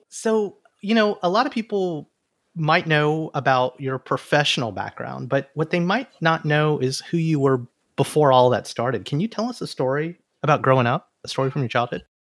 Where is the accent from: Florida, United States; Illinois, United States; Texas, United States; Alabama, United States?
Alabama, United States; now in New York City, United States; an Indian American boy who came from Alabama with a banjo on my knee